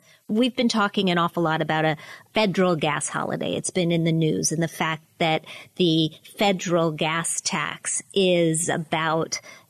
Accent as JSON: {"language": "English", "region": "Pennsylvania", "country": "United States", "tie": "born or raised there", "said": "I like buying gas in New Jersey rather than in my home state of Pennsylvania."}